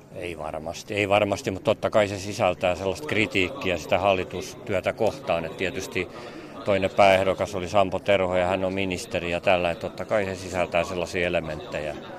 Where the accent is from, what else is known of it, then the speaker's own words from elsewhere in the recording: Pori, Satakunta, Finland; Itsekin olen Porista